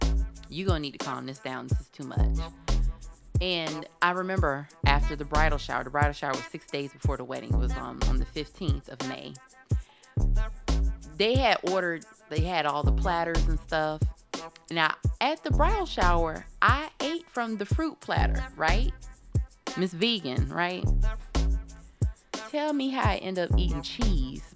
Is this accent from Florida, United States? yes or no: yes; Cocoa, Florida, United States; my hometown area, because I'm from Cocoa, but Melbourne is like 20 minutes away from Cocoa